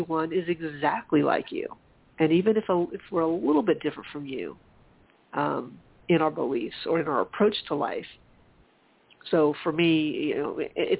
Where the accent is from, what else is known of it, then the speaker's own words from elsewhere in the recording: South Carolina, United States; growing up in South Carolina